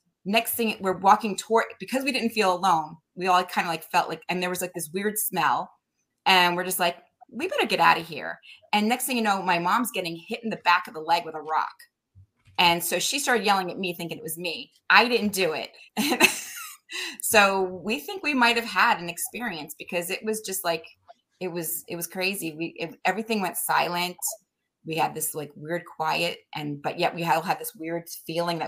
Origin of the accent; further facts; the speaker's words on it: Connecticut, United States; also born or lived in New Hampshire; I'm from Connecticut